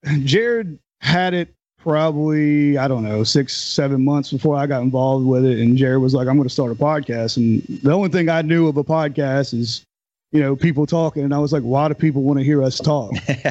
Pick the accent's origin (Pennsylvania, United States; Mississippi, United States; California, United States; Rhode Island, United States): Mississippi, United States; St. Martin